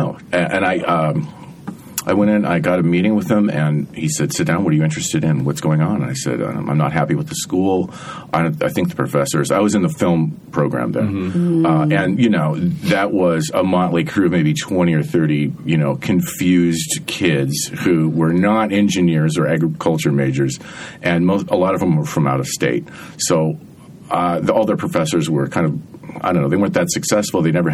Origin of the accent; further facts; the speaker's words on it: Montana, United States; now in San Francisco, United States; growing up in Montana or in a small town in Montana like I did